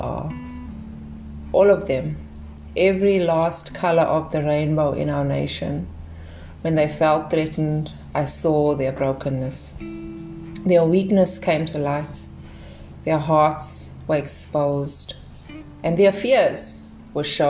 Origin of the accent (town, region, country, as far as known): South Africa; born or raised there